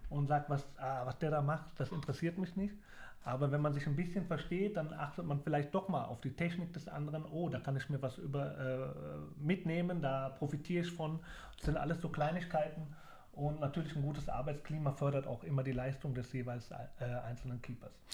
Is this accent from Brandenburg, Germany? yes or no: no; Leverkusen, North Rhine-Westphalia, Germany; moved away; also born or lived in Sandhausen / Braunschweig / Mainz; Leverkusen ist meine Heimat und mein Geburtsort